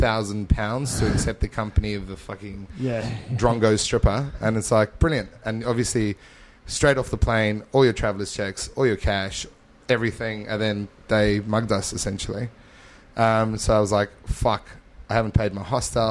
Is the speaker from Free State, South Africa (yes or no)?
no; Johannesburg, Gauteng, South Africa; moved away as an adult; also born or lived in Mpumalanga, South Africa; now in Adelaide, Australia; we moved from Johannesburg to Mpumalanga province, which is like on the border of Mozambique